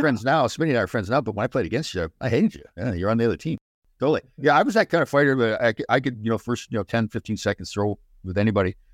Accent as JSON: {"language": "English", "town": "Brampton", "region": "Ontario", "country": "Canada", "tie": "born or raised there", "said": "I grew up in Brampton, Ontario"}